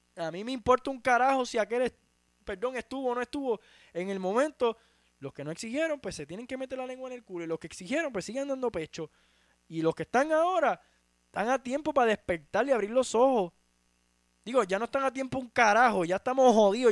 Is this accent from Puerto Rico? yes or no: yes; Utuado, Puerto Rico; mi lugar de nacimiento en Puerto Rico